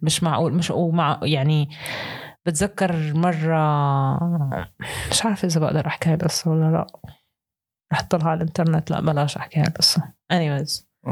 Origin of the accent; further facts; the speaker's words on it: Syria; moved away; انا سوري بس مش لاجئ